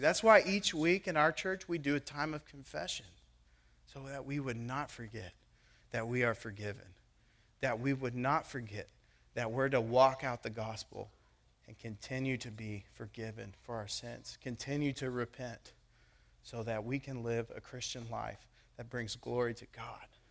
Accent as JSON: {"language": "English", "country": "United States", "tie": "born or raised there", "said": "I am a born American"}